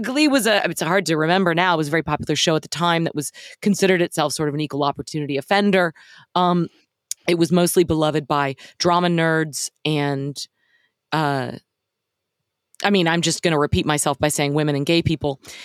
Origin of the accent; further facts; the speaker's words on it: Dallas, Texas, United States; I grew up in Dallas